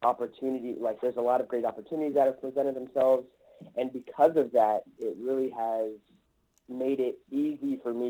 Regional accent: Los Angeles, California, United States; I'm born and raised in Los Angeles.

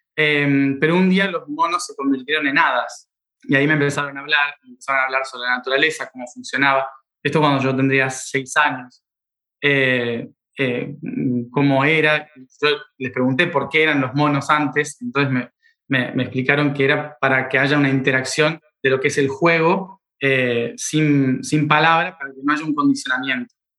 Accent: Argentina; soy argentino

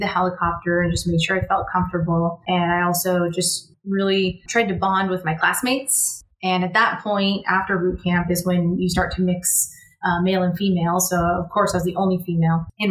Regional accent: California, United States; moved away as an adult; I'm from California, and I went to boot camp in South Carolina

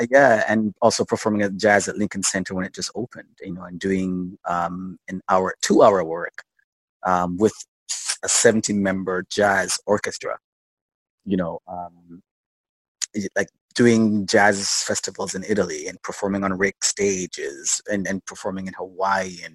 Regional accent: Jamaica; I'm originally Jamaican. Yeah. I was born in Jamaica. Um, actually started in sort of television field there as a as a young kid.

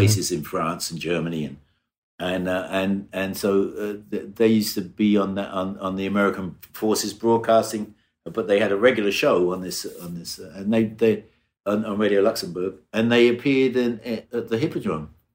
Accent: Brighton, South East England, United Kingdom; I was born in Brighton, in England, in the south coast of England, about an hour south of London

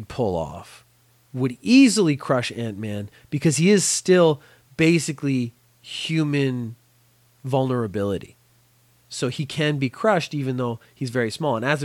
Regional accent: Belfast, Northern Ireland, United Kingdom; I have an Irish background. I was born in Belfast a long, long time ago

